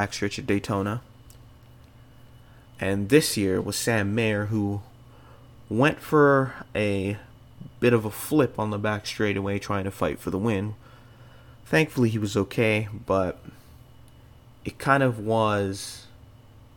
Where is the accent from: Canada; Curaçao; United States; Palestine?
Canada; being Canadian